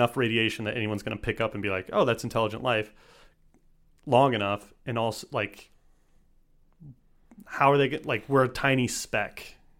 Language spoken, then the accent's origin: English; Texas, United States; I'm from Texas.